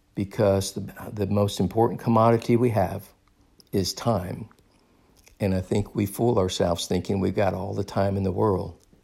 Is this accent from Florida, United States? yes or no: yes; Daytona Beach, Florida, United States; moved away; I recently was in my hometown of Daytona Beach, and I loved gro-, I loved growing up in Daytona Beach